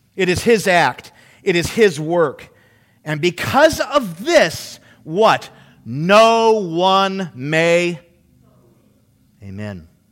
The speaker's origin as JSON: {"language": "English", "country": "United States", "said": "We are raised in a merit system."}